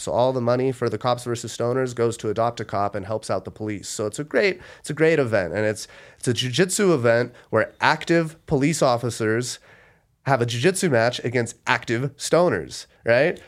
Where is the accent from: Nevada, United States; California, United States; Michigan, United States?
Nevada, United States; Las Vegas; I'm born and raised in Las Vegas